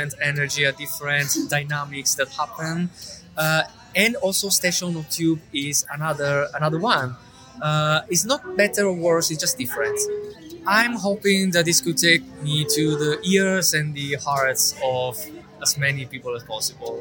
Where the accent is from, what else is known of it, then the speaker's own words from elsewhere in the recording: Italy; moved away as an adult; now in London, United Kingdom; I'm from Italy. Been living here in London for the last like 6 years.